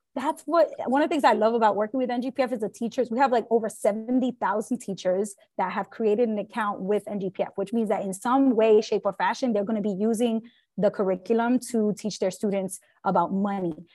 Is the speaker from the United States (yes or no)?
yes; New York City, New York, United States; As a fellow New Yorker, I, I grew up in Brooklyn